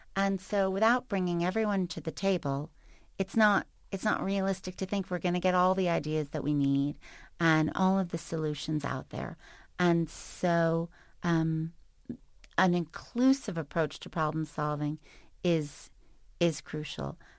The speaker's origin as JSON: {"language": "English", "town": "New York City", "region": "New York", "country": "United States", "tie": "born or raised there", "moved": "yes", "said": "I grew up in New York City, and still, no matter where I live, where I go, define myself as such"}